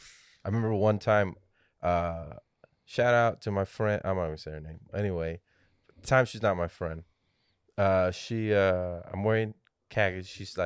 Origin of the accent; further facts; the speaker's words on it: Texas, United States; now in San Antonio, United States; Yeah, I grew up in the Valley.